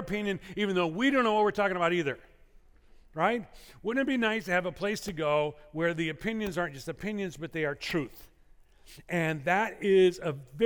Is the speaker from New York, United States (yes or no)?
no; Illinois, United States; now in California, United States; Growing up in Illinois